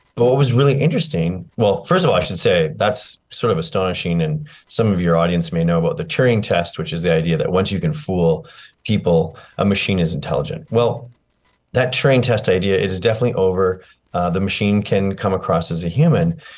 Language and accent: English; Canada; I'm a Canadian